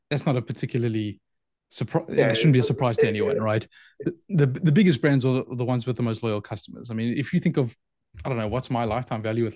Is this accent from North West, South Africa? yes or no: no; Johannesburg, Gauteng, South Africa; moved away as an adult; So I grew up in Johannesburg in South Africa. So I spent the first 23-ish years of my life in Johannesburg in South Africa